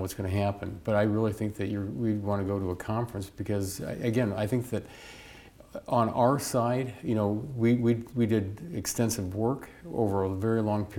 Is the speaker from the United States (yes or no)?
yes; Bowling Green, Ohio, United States; Bowling Green State University, my hometown where I graduated from school